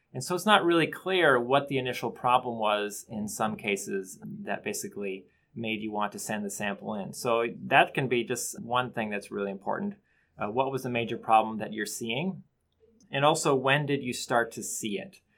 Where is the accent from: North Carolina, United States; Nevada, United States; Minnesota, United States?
Minnesota, United States; Bemidji; I am actually from Bemidji, Minnesota, from my, my childhood